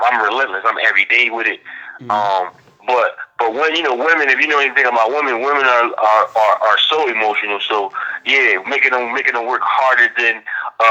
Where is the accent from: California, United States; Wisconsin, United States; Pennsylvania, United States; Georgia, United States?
Pennsylvania, United States; Philadelphia; I'm from South Philadelphia